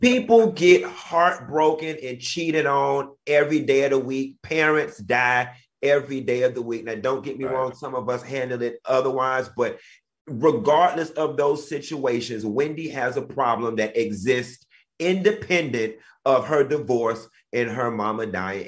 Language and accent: English; Miami, Florida, United States; I'm from Miami